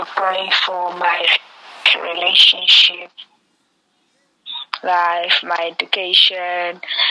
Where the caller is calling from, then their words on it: Namibia; I'm calling from Namibia.